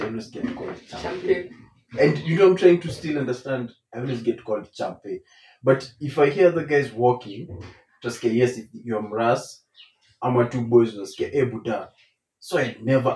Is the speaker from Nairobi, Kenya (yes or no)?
yes; Nairobi, Kenya; I grew up in Dandora.